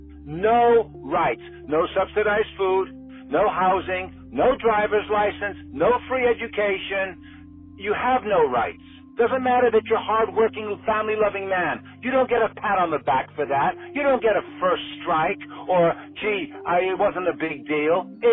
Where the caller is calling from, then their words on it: Miami, Florida, United States; I'm calling from Miami.